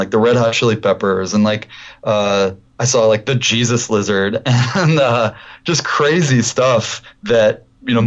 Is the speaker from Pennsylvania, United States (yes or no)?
no; Detroit, Michigan, United States; I grew up in Detroit